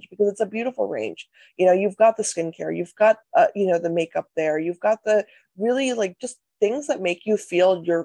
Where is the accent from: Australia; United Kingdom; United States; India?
India; North India; I'm Indian, I'm North Indian